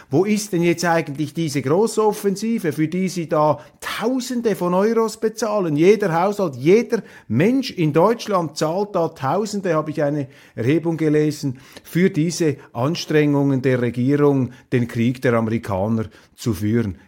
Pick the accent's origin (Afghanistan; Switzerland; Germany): Switzerland; ich bin enttäuscht als Schweizer